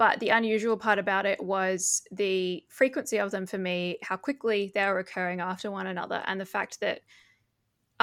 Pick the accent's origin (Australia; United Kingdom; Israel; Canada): Australia; Perth, Western Australia; moved away as an adult; now in Belgium; I was born in Perth in 1994.